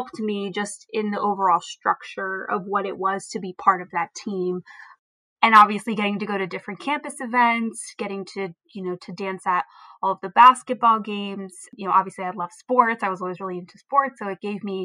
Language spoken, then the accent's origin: English; Vineland, New Jersey, United States; am from Vineland, New Jersey